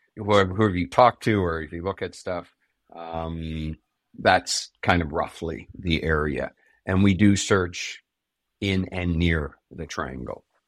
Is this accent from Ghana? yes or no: no; Canada; we're Canadian